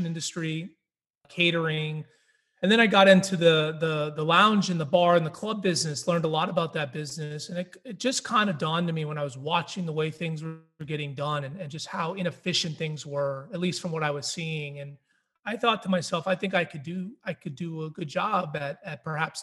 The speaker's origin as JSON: {"language": "English", "region": "New Hampshire", "country": "United States", "tie": "born or raised there", "said": "I grew up in New Hampshire and I was raised there"}